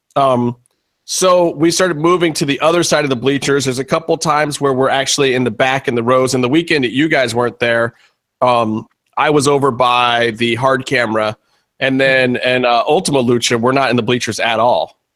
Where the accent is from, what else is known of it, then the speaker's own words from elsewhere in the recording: Cleveland, Ohio, United States; my hometown of Cleveland